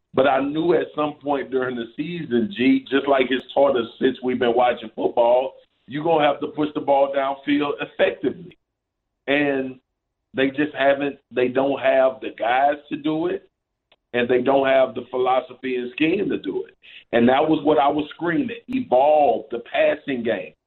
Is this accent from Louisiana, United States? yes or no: yes; Baton Rouge, Louisiana, United States; I grew up in Baton Rouge